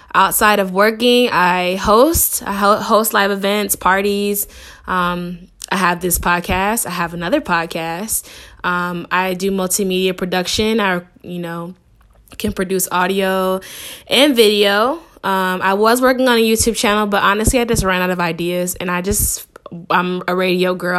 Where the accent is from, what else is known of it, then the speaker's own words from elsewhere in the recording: Shaker Heights, Ohio, United States; moved away as an adult; also born or lived in Anaheim, California; now in Los Angeles, United States; I grew up in Cleveland. I went to school in Cleveland. Um, specifically, I grew up in Shaker Heights